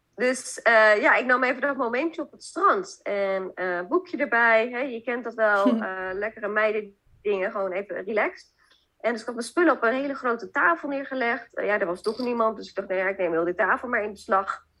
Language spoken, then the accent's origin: Dutch; Zeist, Utrecht, Netherlands; ik kom oorspronkelijk uit Zeist.